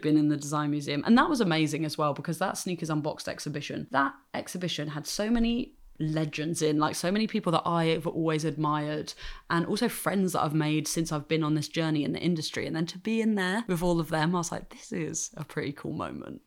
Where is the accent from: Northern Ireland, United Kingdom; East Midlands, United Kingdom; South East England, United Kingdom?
South East England, United Kingdom; Hampshire; I grew up in Hampshire in the south of England